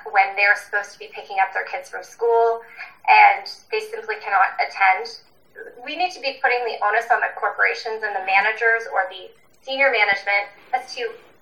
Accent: Ontario, Canada; moved away as an adult; now in Whistler, Canada; I'm originally from Ontario, and I made the big move out west to go to university

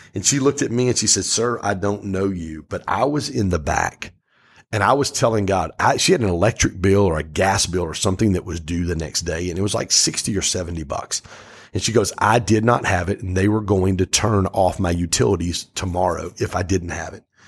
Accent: Pontiac, Michigan, United States; I grew up in Pontiac

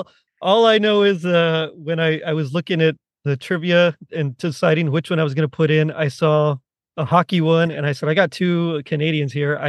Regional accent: Texas, United States; I'm from Texas, where, like, hockey's not really a thing

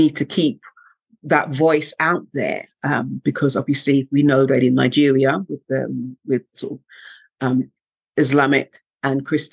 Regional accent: Jamaica; now in United Kingdom; where I'm from Jamaica

